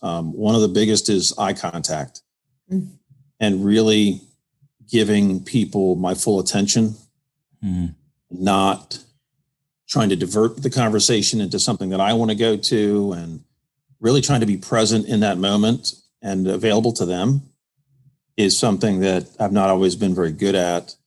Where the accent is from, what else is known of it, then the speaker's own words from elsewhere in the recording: Washington, District of Columbia, United States; also born or lived in Connecticut / Indiana; now in Greenville, United States; I'm originally from the Washington, D.C. area